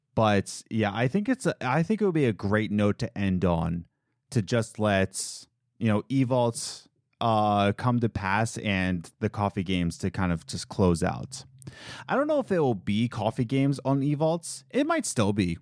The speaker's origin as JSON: {"language": "English", "town": "Philadelphia", "region": "Pennsylvania", "country": "United States", "moved": "yes", "said": "I'm from Philadelphia"}